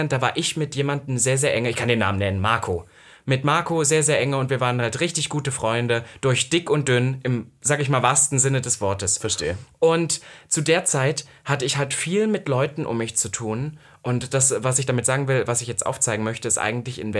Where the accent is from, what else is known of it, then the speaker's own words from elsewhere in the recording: East Germany, Germany; als Ossi